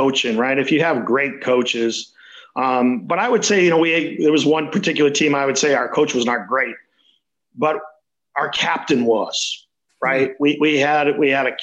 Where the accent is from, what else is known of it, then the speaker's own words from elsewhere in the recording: Boston, Massachusetts, United States; I grew up in Boston